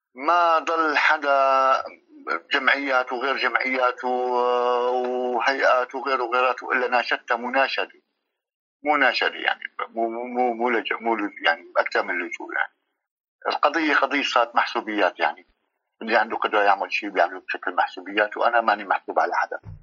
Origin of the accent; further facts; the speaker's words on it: Syria; moved away as an adult; also born or lived in Lebanon; now in Turkey; طلعت من من سوريا آه، آه، للبنان ضليت سنه بلبنان